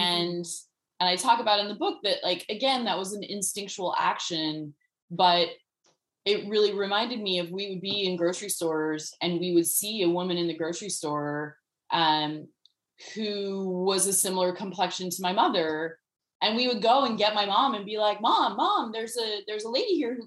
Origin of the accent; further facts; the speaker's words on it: United States; born and raised in the United States